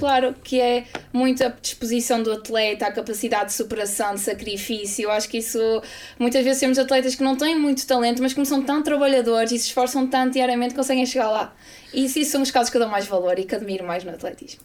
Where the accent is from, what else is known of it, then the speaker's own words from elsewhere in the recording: Braga, Norte, Portugal; eu sou de Braga, sempre fui do Braga